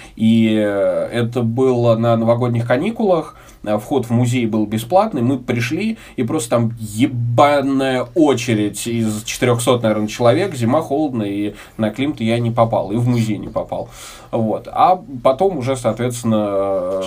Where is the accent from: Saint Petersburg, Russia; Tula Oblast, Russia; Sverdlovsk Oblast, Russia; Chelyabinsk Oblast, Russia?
Tula Oblast, Russia; Tula; moved away as an adult; also born or lived in Moscow; перебравшийся обратно в родные края, к родным пенатам в город Тулу